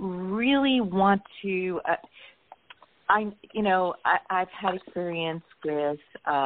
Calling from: San Diego, California, United States; San Diego area.

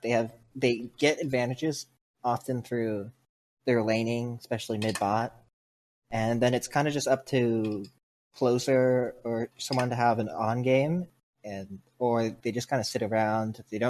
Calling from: Delray Beach, Florida, United States; I'm calling from Delray Beach, Florida.

